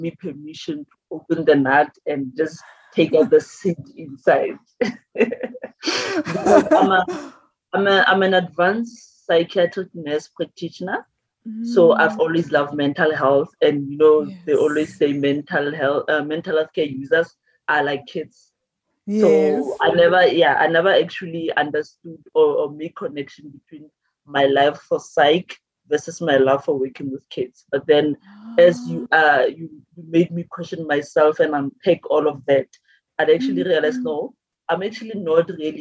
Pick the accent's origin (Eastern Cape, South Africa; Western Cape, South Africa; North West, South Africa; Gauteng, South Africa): North West, South Africa; Maretsane; also born or lived in Mahikeng; I'm from Maretsane. It's a village in the Northwest.